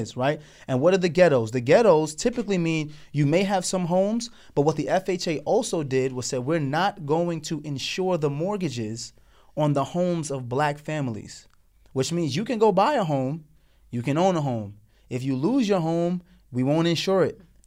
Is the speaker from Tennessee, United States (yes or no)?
yes; Morristown, Tennessee, United States; we were now growing up with her in Tennessee, Morristown, Tennessee, in the South